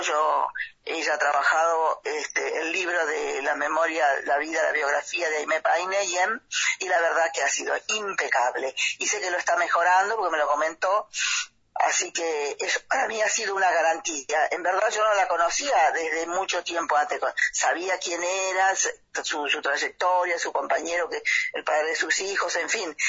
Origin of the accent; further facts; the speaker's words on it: Los Toldos, Argentina; la comunidad de Los Tolos, lugar donde yo nací